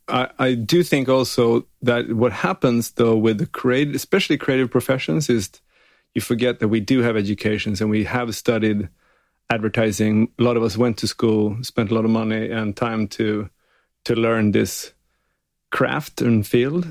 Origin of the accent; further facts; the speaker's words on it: Gällivare, Norrbotten County, Sweden; now in Los Angeles, United States; I'm from Sweden, but not only. I'm from north of the wall. I'm way up north.